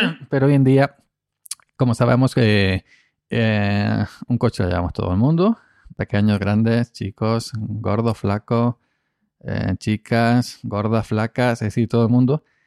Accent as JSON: {"language": "Spanish", "region": "Andalusia", "country": "Spain", "said": "aquí en Andalucía"}